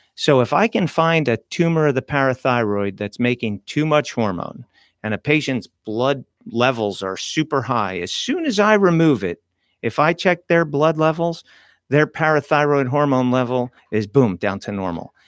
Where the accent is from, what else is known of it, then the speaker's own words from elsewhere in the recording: New Jersey, United States; moved away as an adult; also born or lived in Manhattan, New York; now in Stuart, United States; grew up in New Yo, in Jersey and schooled in Jersey, trained in Jersey